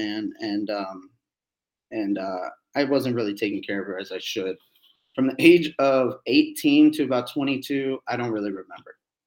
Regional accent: Annandale, Virginia, United States; also born or lived in Alexandria, Virginia; I grew up in Northern Virginia from Annandale, Virginia, and then / Alexandria.

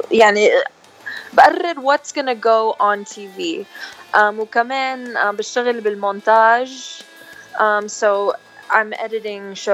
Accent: California, United States; Arabic is a second language; انا انا خلقانه بامريكا بكاليفورنيا بس آه، اصلي لبنانيه امي وبيي خلقانين بلبنان ببيروت

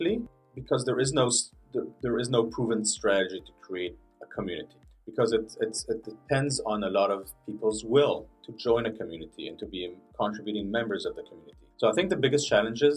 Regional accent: Israel; moved away; I'm originally from Israel

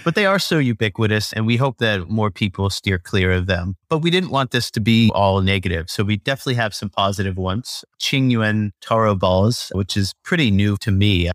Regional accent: Pennsylvania, United States; moved away as an adult; also born or lived in Singapore / Thailand / San Francisco; now in Taipei, Taiwan; I'm originally from Pennsylvania in the U S

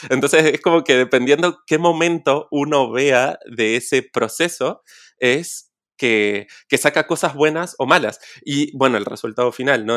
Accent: Neuquén, Argentina; estoy viviendo en Neuquén, Argentina, mi ciudad natal

